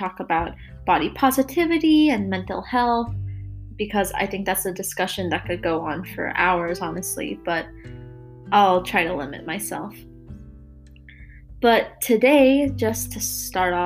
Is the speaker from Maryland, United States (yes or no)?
yes; Maryland, United States; I'm from Maryland, but I'll be moving to Pittsburgh soon to go to school at Carnegie Mellon University